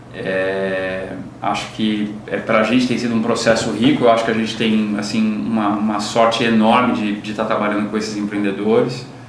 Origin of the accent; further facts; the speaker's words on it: Brazil; A gente, como brasileiro